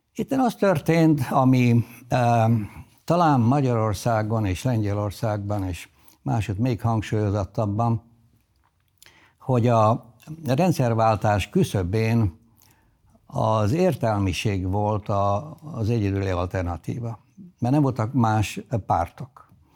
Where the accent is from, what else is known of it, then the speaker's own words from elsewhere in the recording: Zrenjanin, Vojvodina, Serbia; first language Hungarian; moved away as an adult; also born or lived in Belgrade / United States; a nagybecskeriki kötődésem a legigazibb, ha bár eh, ritkán vagyok ott. A eh, családom több generációja eh, ott született.